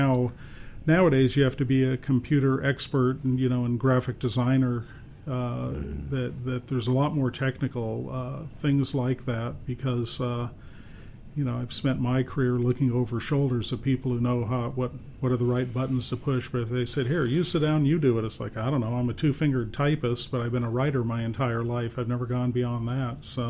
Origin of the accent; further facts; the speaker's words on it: Phoenix, Arizona, United States; I was born and raised here in Phoenix.